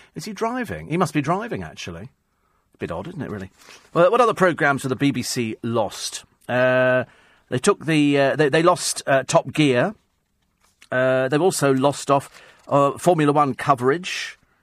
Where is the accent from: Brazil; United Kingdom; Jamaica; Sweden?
United Kingdom; the Brits, we